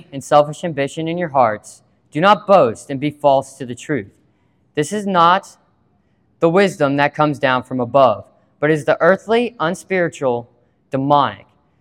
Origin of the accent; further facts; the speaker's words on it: Water Valley, Mississippi, United States; I'm from Water Valley, Mississippi.